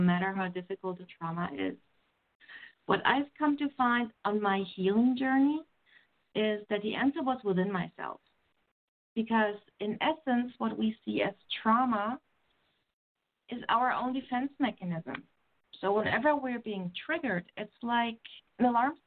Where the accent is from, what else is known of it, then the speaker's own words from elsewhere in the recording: Germany; moved away as an adult; now in Canada; I was born and raised in Germany and came to Canada when I was 30